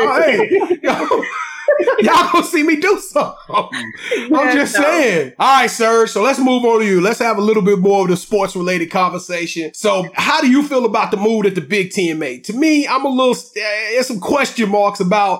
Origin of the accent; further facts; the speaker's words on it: Louisiana, United States; I'm from Louisiana